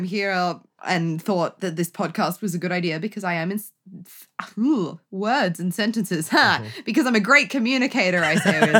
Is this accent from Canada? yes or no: no; England, United Kingdom; now in Australia; To here, I am from England, I hail. Only because, yeah, I was born there, but that's not the point.